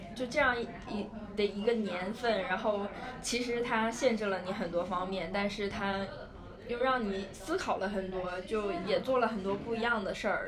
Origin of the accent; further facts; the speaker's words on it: China; 因为其实我们就是作为中国人，也没有说对圣诞节有多么大的执念